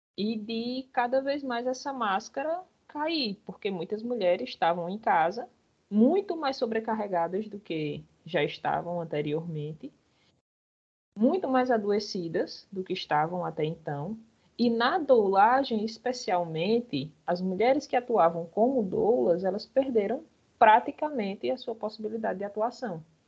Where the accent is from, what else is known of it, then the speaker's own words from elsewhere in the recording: Bahia, Brazil; now in Paraíba, Brazil; Eu sou baiana de nascença